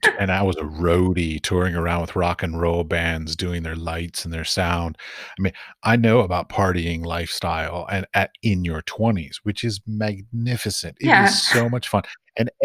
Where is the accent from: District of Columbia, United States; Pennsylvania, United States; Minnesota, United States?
District of Columbia, United States; Washington; also born or lived in Iowa / Ohio / Abu Dhabi; now in Prague, Czech Republic; I grew up in Washington, D.C. and then I've lived in Iowa and Ohio and then in Abu Dhabi